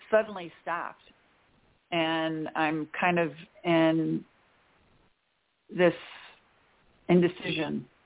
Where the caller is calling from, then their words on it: Chicago, Illinois, United States; Hi, Dorianne. This is …. I'm outside of Chicago.